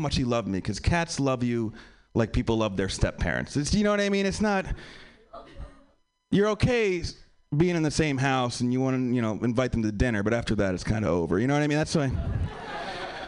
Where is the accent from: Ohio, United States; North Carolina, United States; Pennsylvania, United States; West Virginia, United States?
Pennsylvania, United States; also born or lived in New York; now in Los Angeles, United States; I'm from Pennsylvania. I live in LA now